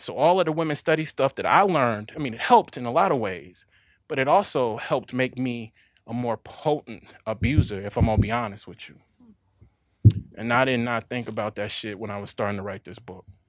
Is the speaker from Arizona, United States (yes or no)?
no; Jackson, Mississippi, United States; I'm from Jackson. I'm not from the rural parts of the state